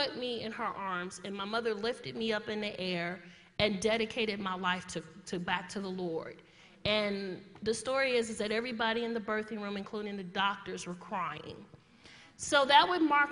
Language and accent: English; Chicago, Illinois, United States; moved away; I'm born and raised in Chicago